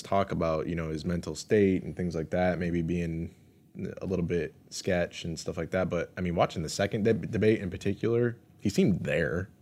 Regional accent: United States

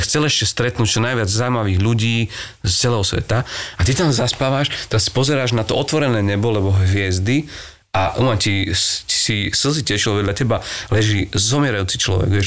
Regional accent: Čaňa, Košice Region, Slovakia; ja som vyrastal v Čani, čo je dedina na juhu pod Košicami

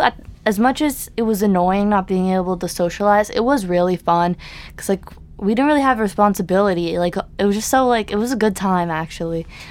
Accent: New York City, New York, United States; I grew up on the Upper East Side my whole life. We moved downtown.

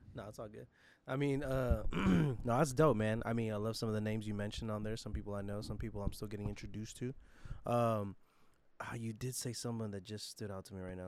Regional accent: San Jose, California, United States; San Jose, my hometown

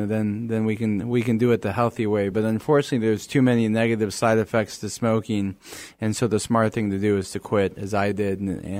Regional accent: Mexico; born or raised there; moved away

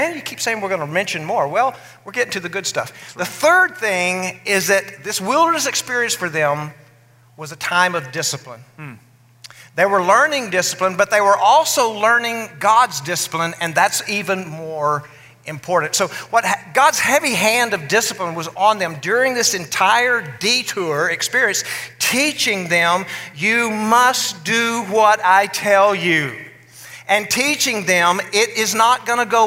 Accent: West Texas, United States; where I grew up in West Texas

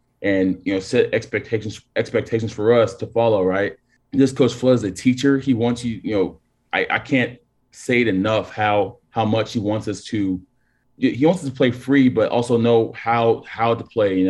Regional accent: Texas, United States; I'm born and raised in Texas

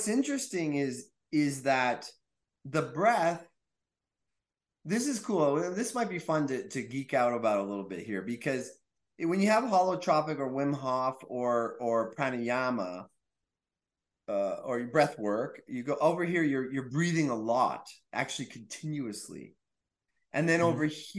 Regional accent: Quebec, Canada; I'm from Quebec.

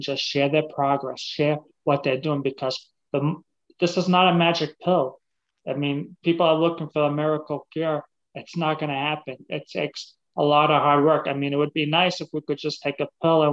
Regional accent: Massachusetts, United States; now in Florida, United States; I'm originally from Massachusetts

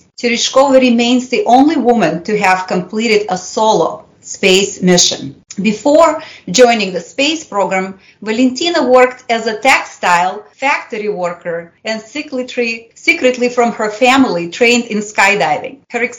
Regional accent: Russia; first language Russian; English is a second language; As you can probably tell, I'm bilingual. My native language is Russian. I grew up in the era of the Cold War, and under the Soviet Union regime.

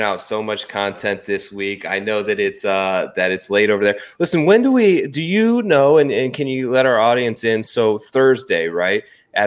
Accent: Kent, Ohio, United States; I grew up in Kent, Ohio

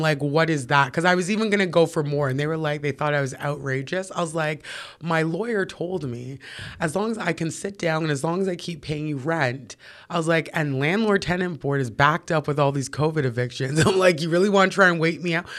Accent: Toronto, Ontario, Canada; Born and raised, I grew up in Parkdale.

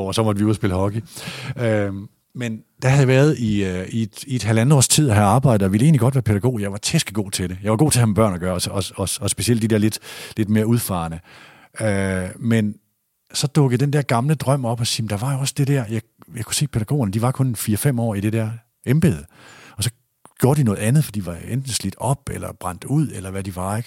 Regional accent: Aalborg, North Denmark Region, Denmark; moved away as an adult; also born or lived in Aarhus / Horsens / Odense; jeg kommer fra Borget, som jeg ligger nord for øh, Nørre Utrup, som ligger nord for Nørre Sundby, som ligger nord for Aalborg

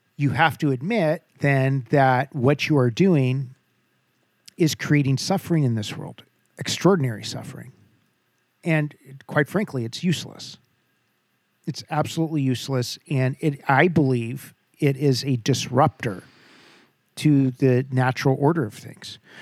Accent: Southern California, United States; born and bred in Southern California

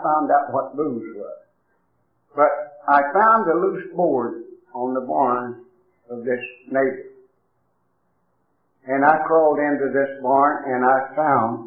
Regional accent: Tennessee, United States; moved away; I come from down in Tennessee

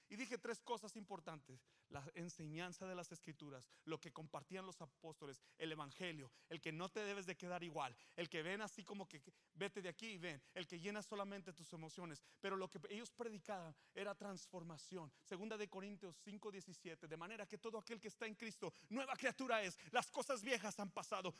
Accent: Mexico; now in United States

